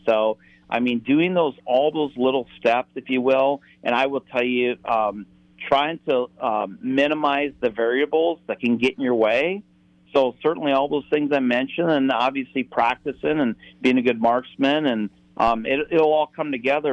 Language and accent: English; South Dakota, United States; I grew up in the the Central Plains in a farming community in South Dakota